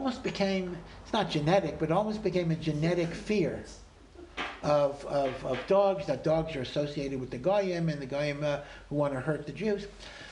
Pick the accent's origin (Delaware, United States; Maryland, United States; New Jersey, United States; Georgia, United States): Maryland, United States; moved away; I come from Maryland near Washington